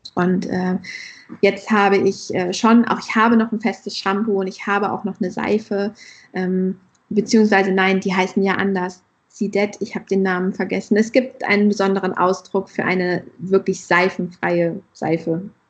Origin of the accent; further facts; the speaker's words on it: Hesse, Germany; moved away; also born or lived in northern Germany; ich komme ja nicht ursprünglich aus dem Norden, ich bin ja eher aus Hessen